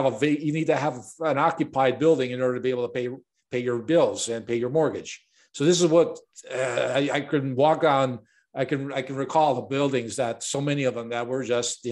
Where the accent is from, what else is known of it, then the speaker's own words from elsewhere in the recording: Chicago, Illinois, United States; I was born and raised in Chicago, and I got thrown into the business growing up